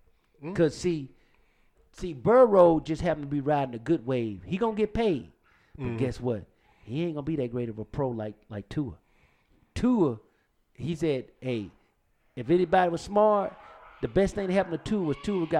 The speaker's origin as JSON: {"language": "English", "region": "Louisiana", "country": "United States", "said": "I'm from Louisiana."}